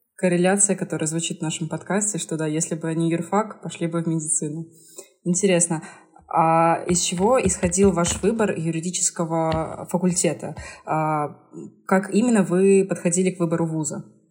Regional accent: Kazakhstan; moved away; also born or lived in Moscow / Saint Petersburg; Я сама родом из Казахстана

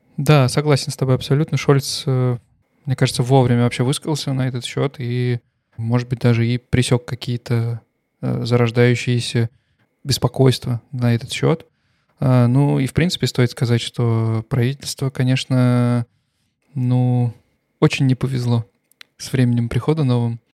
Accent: Russia; moved away as an adult; also born or lived in Stuttgart, Germany; now in Germany; я никогда не скрывал, что я русский. Э, я никогда не скрывал, что я приехал из России там три года назад э, в Германию

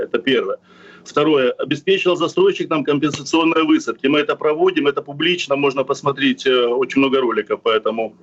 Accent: Crimea, Ukraine; Я коренной крымчанин

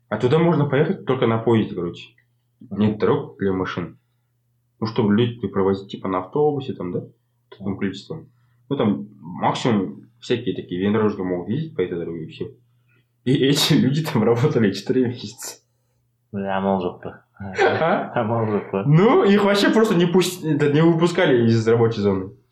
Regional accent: Canada; Я из Канады.

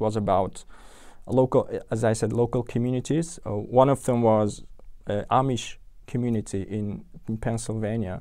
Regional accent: Tashkent, Uzbekistan; English is a second language; moved away as an adult; now in London, United Kingdom; I was born and raised in Tashkent

